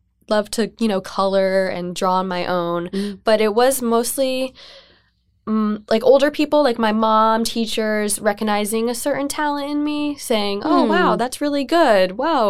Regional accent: Bethlehem, Pennsylvania, United States; also born or lived in Philadelphia; I grew up in Bethlehem.

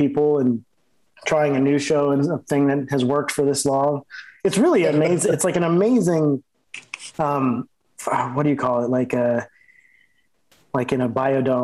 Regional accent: Los Angeles, California, United States; growing up in Los Angeles, there's not that many old buildings

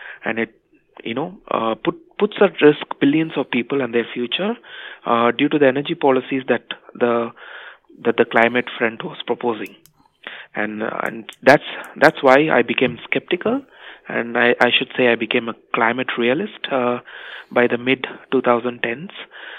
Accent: India; I was born and raised in India, a country that was witness to widespread poverty in the 80s and 90s.

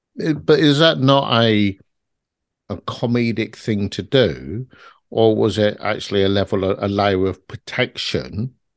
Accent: London, United Kingdom; I grew up in South London in a very harsh environment

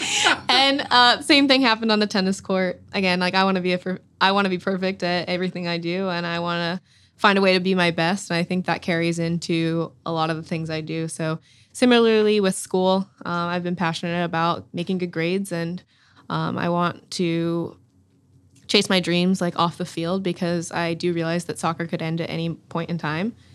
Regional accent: Durham, North Carolina, United States; I'm from Durham, North Carolina. I grew up a Tar Heel through and through

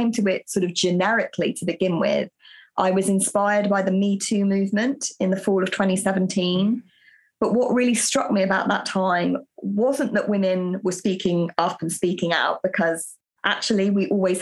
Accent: United Kingdom; I'm British

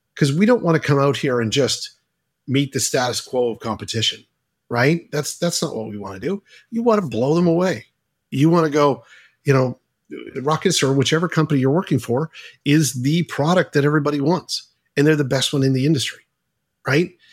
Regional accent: Halifax, Nova Scotia, Canada; Adam and I are both Canadian

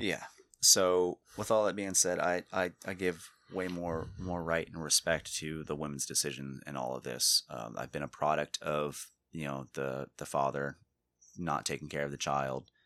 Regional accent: Florida, United States; born and raised in Florida

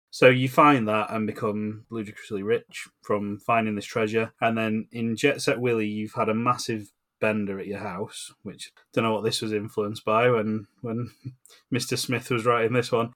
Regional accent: England, United Kingdom; we grew up in England

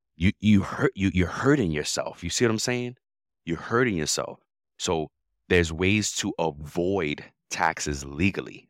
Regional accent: New York, United States; moved away; I grew up in New York in the eighties

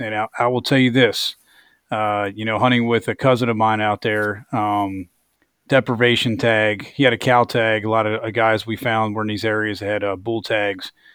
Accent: East Coast, United States; now in Kansas, United States; I grew up on the East Coast, end up settling here, you know, in Kansas

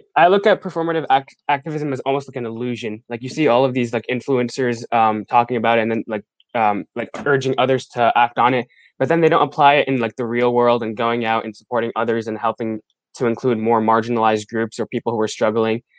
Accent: Pittsburgh, Pennsylvania, United States; I'm from Pittsburgh, Pennsylvania

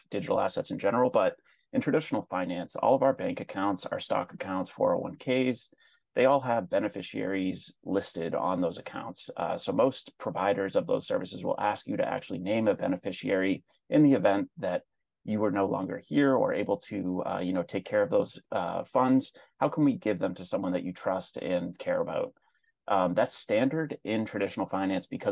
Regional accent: East Coast, United States; moved away as an adult; now in Chicago, United States; I'm originally from the East Coast

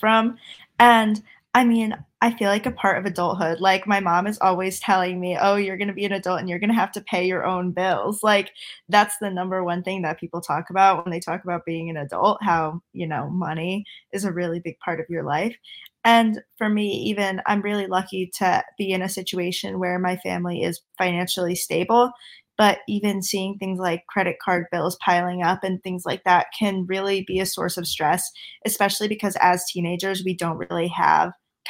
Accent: Connecticut, United States; I'm from Connecticut. I'm a current senior in high school.

